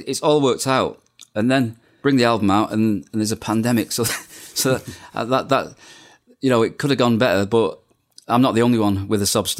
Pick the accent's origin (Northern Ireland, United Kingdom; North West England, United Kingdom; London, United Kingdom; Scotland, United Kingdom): North West England, United Kingdom; Bolton; also born or lived in Manchester; And I was being from the Manchester area, Bolton born, but Manchester living.